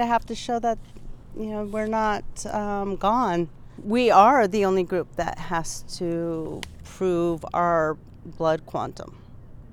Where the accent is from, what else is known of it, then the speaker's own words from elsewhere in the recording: United States; I am Lakota. I am from Standing Rock and Rosebud